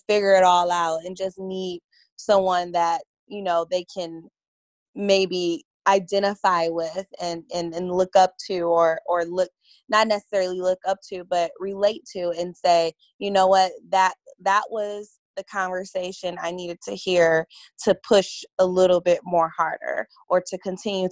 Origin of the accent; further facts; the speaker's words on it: Detroit, Michigan, United States; moved away; I'm originally from Detroit